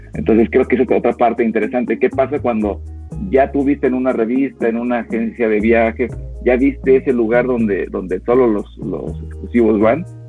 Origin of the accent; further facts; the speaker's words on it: Aguascalientes, Mexico; En, en Aguascalientes, de donde yo soy